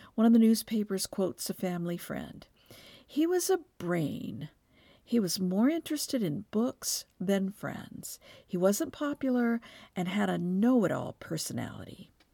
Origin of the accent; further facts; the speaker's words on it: Texas, United States; I'm from Texas, where football is the state religion